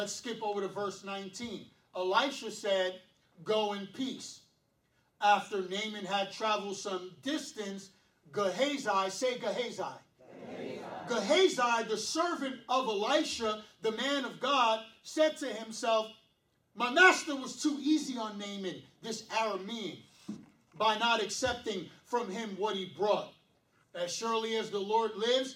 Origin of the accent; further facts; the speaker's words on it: New York City, New York, United States; I was born and raised in Brooklyn. Do or die, Bed-Stuy